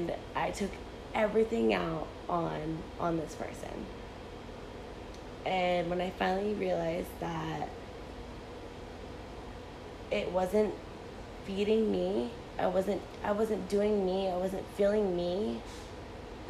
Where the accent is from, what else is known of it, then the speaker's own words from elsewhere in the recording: Benicia, California, United States; this is my hometown